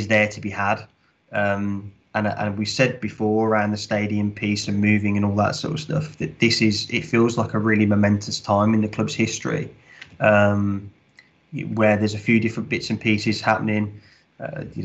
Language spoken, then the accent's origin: English; West Midlands, United Kingdom; moved away; Rugby league does not particularly exist in the Midlands, where I'm from anyway.